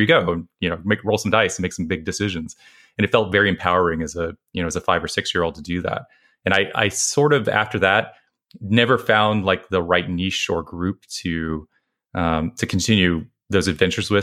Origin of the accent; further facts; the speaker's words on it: West Texas, United States; I was growing up in West Texas